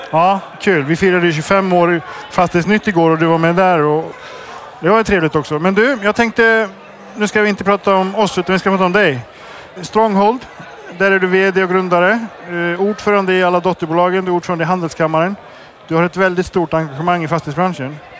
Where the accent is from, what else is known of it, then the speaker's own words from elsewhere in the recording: Iceland; moved away; Jag kommer från Island